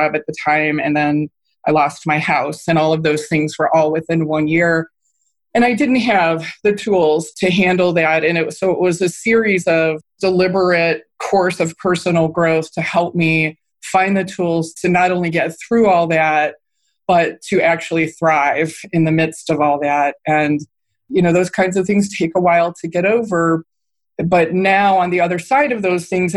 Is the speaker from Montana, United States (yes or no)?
no; Cleveland, Ohio, United States; moved away as an adult; also born or lived in New York City, United States / Washington, D.C. area, United States; my hometown of Cleveland